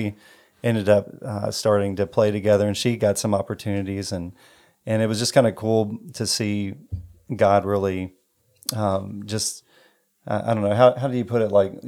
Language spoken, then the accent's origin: English; Elizabethtown, United States; So yeah, we're from Elizabethtown, born and raised here.